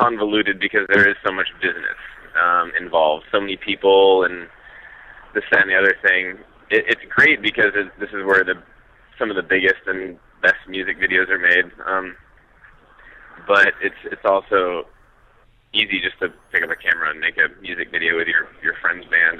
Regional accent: New Hampshire, United States; moved away as an adult; also born or lived in Boston / Colorado / Europe; I'm from a really large metropolis called New Hampshire.

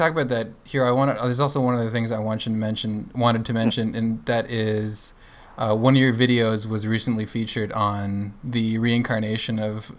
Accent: Florida, United States; Well, we come from Florida, the land of golf courses.

